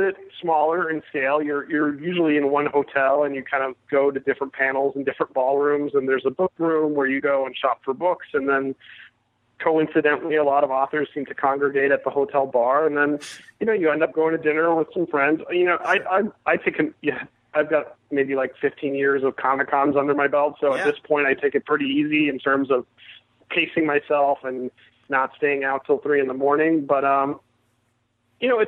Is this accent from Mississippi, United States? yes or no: no; Miami, Florida, United States; moved away; the Miami Herald, which was my hometown paper growing up